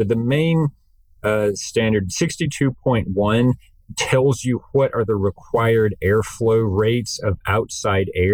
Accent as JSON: {"language": "English", "region": "North Carolina", "country": "United States", "tie": "born or raised there", "said": "I come from North Carolina"}